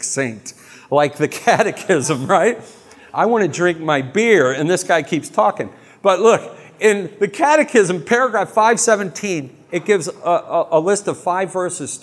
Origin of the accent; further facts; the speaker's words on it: United States; I'm an American.